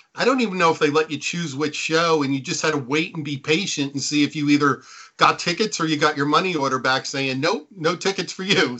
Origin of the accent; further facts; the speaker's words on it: Neptune, New Jersey, United States; grew up on the Jersey Shore. I grew up in Neptune, which is the town next to Asbury Park